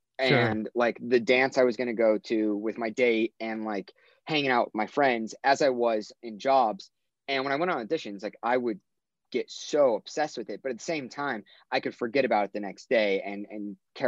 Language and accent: English; Orange County, California, United States; moved away; I grew up in Orange County